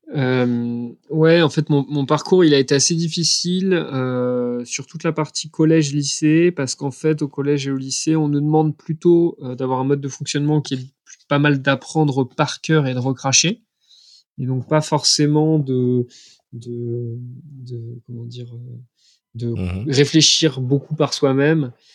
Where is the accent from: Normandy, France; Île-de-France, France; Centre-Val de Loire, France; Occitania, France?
Occitania, France; Montpellier; moved away; also born or lived in Troyes; je viens de Troyes à la base, mais j'ai fait mon enfance à Montpellier.